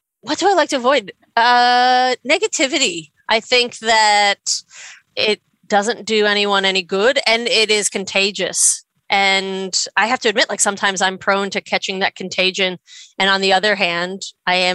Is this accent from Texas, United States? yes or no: no; New York, United States; moved away; I'm from New York